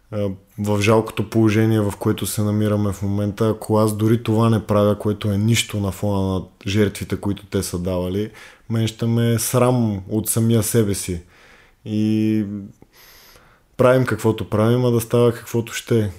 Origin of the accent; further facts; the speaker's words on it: Bulgaria; ние като българи имаме голяма вина